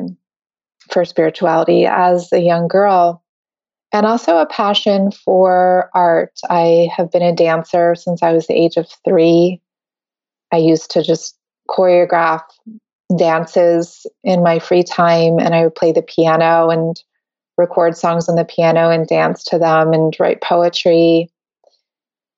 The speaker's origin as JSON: {"language": "English", "region": "Connecticut", "country": "United States", "tie": "born or raised there", "also_born_or_lived": "New York City, New York, United States", "said": "I grew up in, I was born in New York City, and then my family moved out to the suburbs in Connecticut, just outside of New York City."}